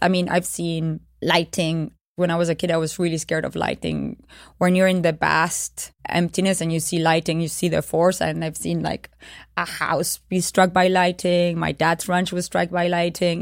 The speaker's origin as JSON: {"language": "English", "country": "Uruguay", "tie": "born or raised there", "said": "It was the dictatorial periodship in Uruguay. Uh, I was born during that period in 1976"}